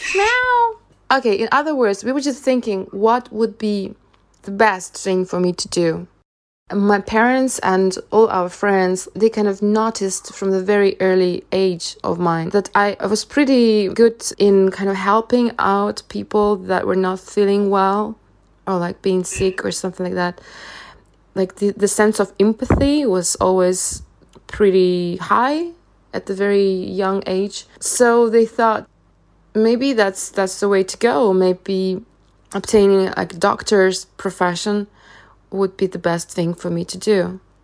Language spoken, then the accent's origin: English; Russia; moved away; I spent my, all my childhood there